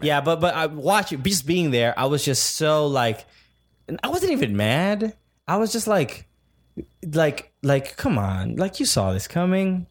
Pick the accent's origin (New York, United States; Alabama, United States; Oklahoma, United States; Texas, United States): New York, United States; New York City; as a New Yorker, as a fan of NYCFC